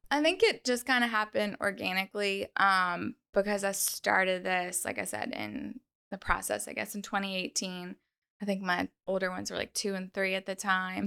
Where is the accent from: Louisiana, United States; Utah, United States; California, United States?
Louisiana, United States; North Shore; I'm born and raised on the North Shore